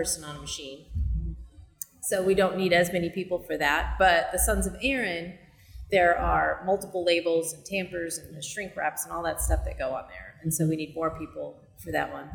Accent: Colorado, United States; now in Kansas City, United States; I grew up in Colorado, up in the mountains

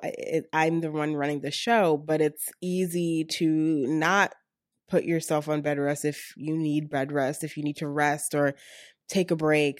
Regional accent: Baltimore, Maryland, United States; moved away as an adult; also born or lived in Atlanta; now in Pittsburgh, United States; I'm originally from Baltimore, and most of my family resides still in Baltimore.

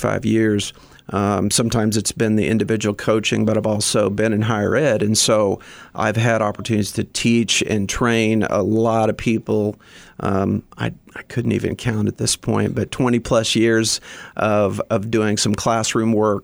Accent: southern Indiana, United States; also born or lived in Bloomington, Indiana; I grew up in southern Indiana, about an hour south of Indianapolis

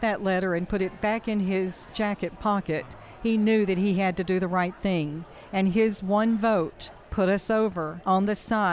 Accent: Nashville, Tennessee, United States; I'm a Tennessean. I was born here in Nashville

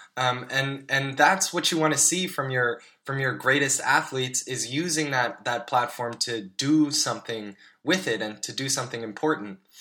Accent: United States; as a U.S. citizen

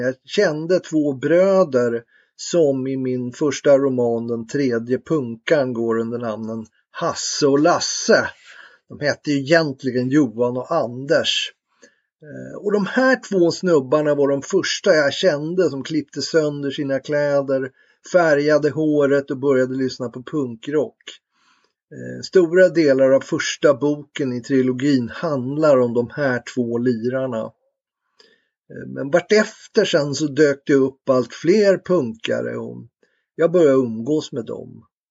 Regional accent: Tyresö, Stockholm County, Sweden; jag är uppväxt i Bollmora, sydöst om Stockholm

